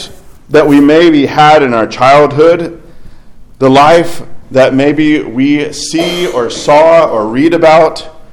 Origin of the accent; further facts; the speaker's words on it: Arkansas, United States; I grew up in Arkansas